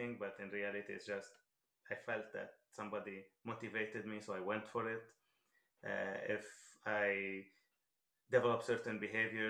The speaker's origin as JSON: {"language": "English", "country": "Lebanon", "tie": "born or raised there", "moved": "yes", "said": "I'm originally from Lebanon, so I lived the whole Lebanese war."}